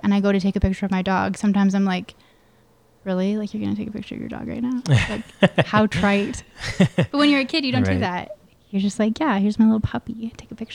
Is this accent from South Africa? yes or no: no; Calgary, Alberta, Canada; also born or lived in Edmonton area (south of Spruce Grove), Alberta; I was born in Calgary, and then my parents are both entrepreneurs, and they bought a small business in Edmonton. So we moved to Edmonton when I was about 11, out into the country.